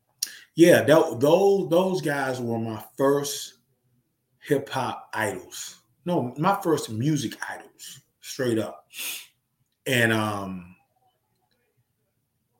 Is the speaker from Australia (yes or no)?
no; the South, United States; accent: Southern; I was never that Southern dude who tried to act like I was from New York